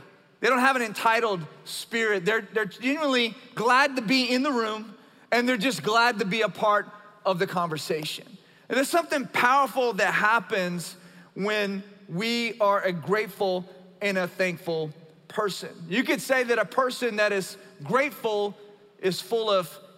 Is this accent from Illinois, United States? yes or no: no; South Louisiana, United States; moved away; as a Cajun from South Louisiana